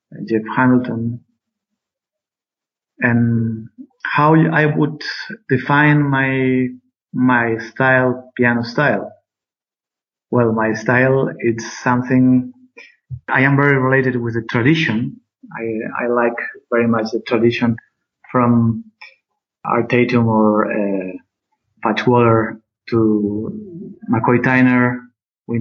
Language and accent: English; Barcelona, Catalonia, Spain; I'm from Barcelona. I'm living in Barcelona too now